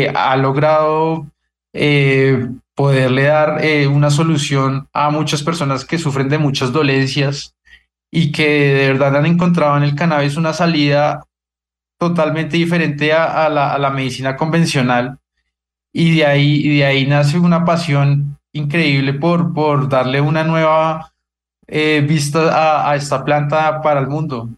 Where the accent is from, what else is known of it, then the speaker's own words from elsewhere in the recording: Colombia; nosotros deberíamos como, como colombianos